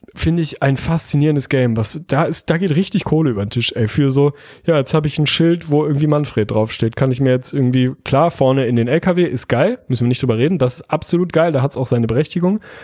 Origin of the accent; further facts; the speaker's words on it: Hamburg, Germany; Also ich komme ja aus Hamburg